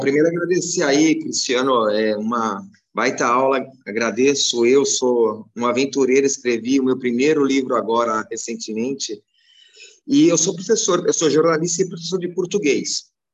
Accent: Santos, São Paulo, Brazil; now in São Vicente, Brazil; eu sou santista, né? Eu moro em São Paulo, na cidade de São Vicente, próximo a Santos

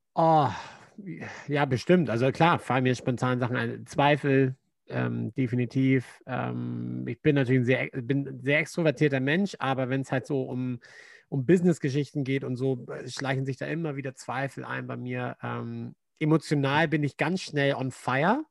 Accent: Germany; moved away; Als Deutscher

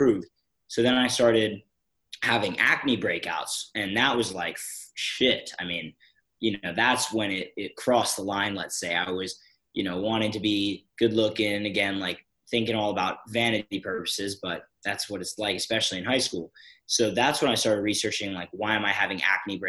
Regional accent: Philadelphia, Pennsylvania, United States; I'm from Philadelphia, Pennsylvania in the US

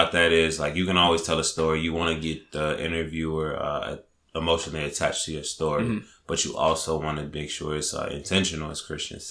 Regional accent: Chicago, Illinois, United States; moved away as an adult; now in New York, United States; I'm from Chicago. I just recently moved to the East Coast, August.

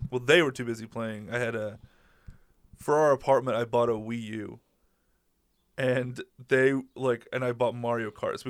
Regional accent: Michigan, United States; born there; also born or lived in Netherlands; Well, I was born in Michigan. Netherlands. Born in Michigan, raised all over the goddamn world.

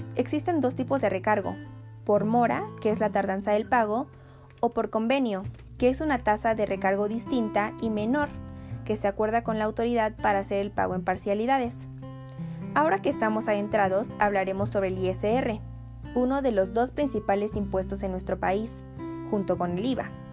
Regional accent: Mexico; Como mexicanos

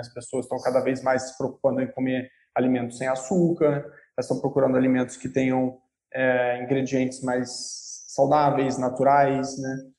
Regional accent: interior of Rio de Janeiro state, Brazil; Sou carioca do interior do Rio

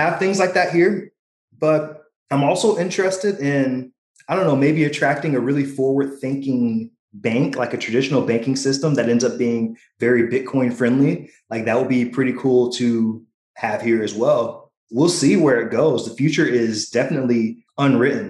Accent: Missouri, United States; I am from Missouri

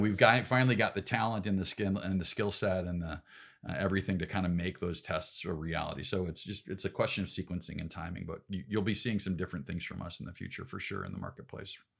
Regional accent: Elgin, Illinois, United States; now in Salt Lake City, United States; I grew up in Elgin, a big suburb out in the uh, kind of the last ditch of civilization between Chicago and Des Moines

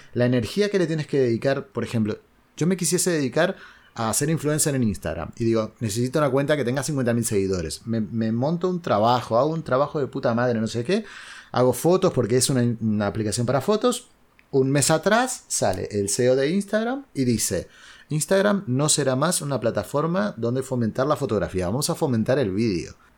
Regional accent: Uruguay; moved away as an adult; now in Spain; yo soy uruguayo, no soy argentino

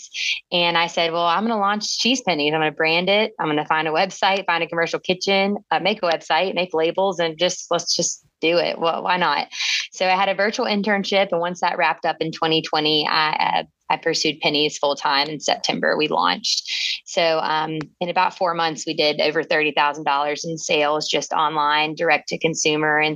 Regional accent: Burlington, North Carolina, United States; also born or lived in Chapel Hill, North Carolina / Washington, D.C.; now in Charlotte, United States; I grew up in Burlington in Alamance County

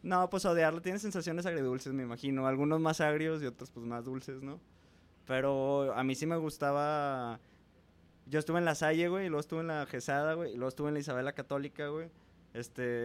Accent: San Nicolás de los Garza, Nuevo León, Mexico; yo soy un morro de San Nicolás, panista conservador católico

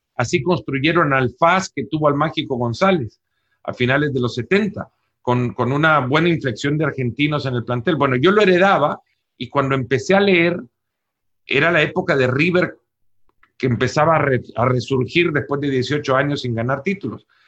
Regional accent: El Salvador; moved away as an adult; also born or lived in Texas; now in United States; Yo siendo salvadoreño

